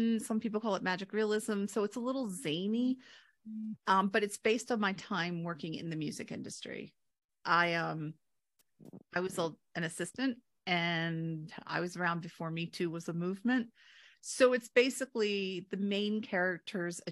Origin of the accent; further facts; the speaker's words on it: Delaware, United States; also born or lived in London; I grew up in Delaware